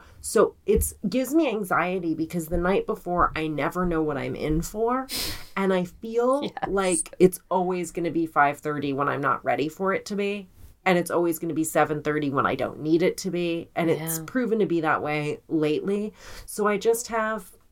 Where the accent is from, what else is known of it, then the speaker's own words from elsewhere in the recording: Colorado, United States; moved away; I grew up in Colorado